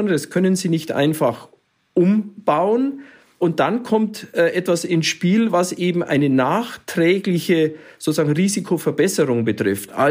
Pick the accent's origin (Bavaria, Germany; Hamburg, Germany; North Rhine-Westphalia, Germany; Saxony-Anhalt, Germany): Bavaria, Germany; Munich; Ich sehe da hier in, in Bayern, ich komme ja hier aus München